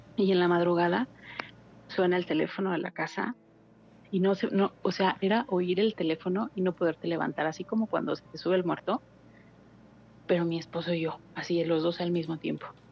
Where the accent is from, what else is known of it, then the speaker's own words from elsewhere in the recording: Mexico City, Mexico; now in Hidalgo, Mexico; Soy de la Ciudad de México, pero resido en Hidalgo